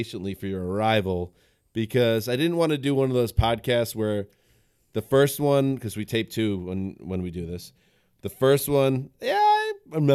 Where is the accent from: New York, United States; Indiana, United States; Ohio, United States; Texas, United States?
New York, United States; moved away; I'm from New York